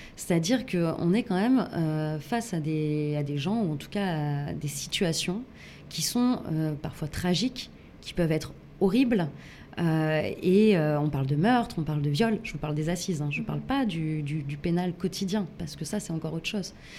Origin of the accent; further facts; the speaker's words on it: Grenoble, Auvergne-Rhône-Alpes, France; je, je viens de Grenoble